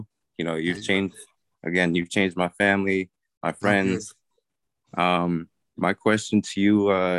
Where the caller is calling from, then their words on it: New York, United States; I'm good. I'm calling from New York.